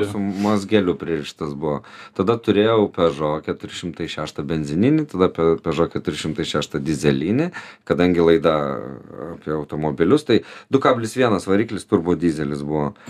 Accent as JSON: {"language": "Lithuanian", "town": "Vilnius", "region": "Vilnius County", "country": "Lithuania", "said": "Mes Vilniečiai"}